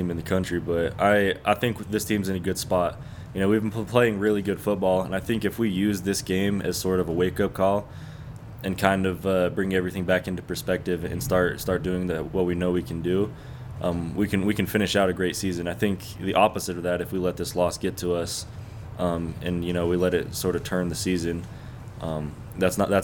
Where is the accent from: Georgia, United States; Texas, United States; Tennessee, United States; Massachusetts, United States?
Texas, United States; moved away; I'm from Texas